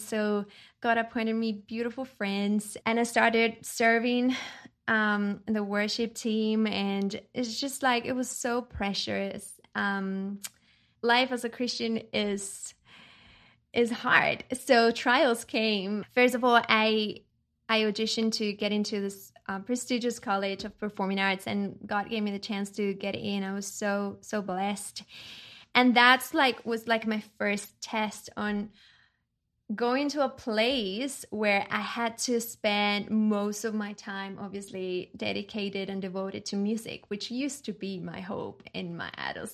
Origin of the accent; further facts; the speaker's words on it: Chile; I was born and raised in Chile, South America